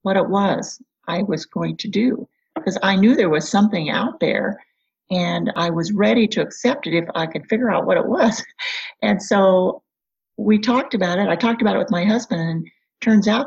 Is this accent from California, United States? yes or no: no; Kansas, United States; moved away as an adult; also born or lived in Michigan; I grew up in a small town in Kansas